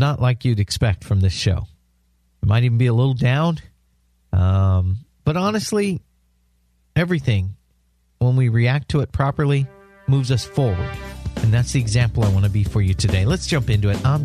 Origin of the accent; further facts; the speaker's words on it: San Diego, California, United States; moved away as an adult; also born or lived in Washington State; now in South Florida, United States; I grew up in San Diego. I lived most of my life in San Diego, California.